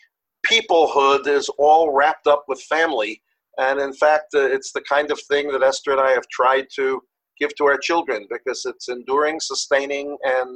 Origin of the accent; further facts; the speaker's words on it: Yonkers, New York, United States; also born or lived in Riverdale, New York; I was born in Riverdale. I was raised in Yonkers, New York